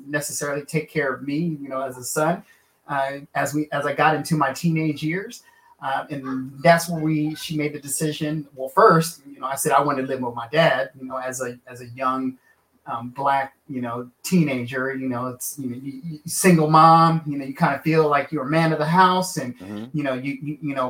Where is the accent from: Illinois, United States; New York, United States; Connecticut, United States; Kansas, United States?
Kansas, United States; Junction City; moved away; also born or lived in Los Angeles / Detroit; I was born and raised in Kansas. Was military kid. So I'm right outside of a small town called Junction City, Kansas